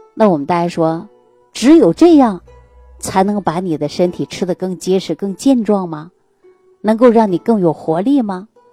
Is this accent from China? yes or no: yes; Jilin, China; moved away; 我们老家的，呃，是吉林的